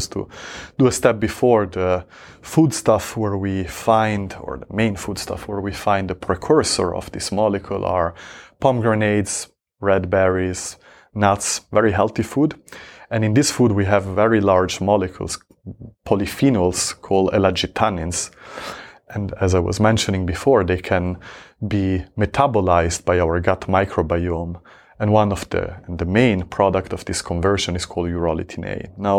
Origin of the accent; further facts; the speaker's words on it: Switzerland; I grew up in Switzerland.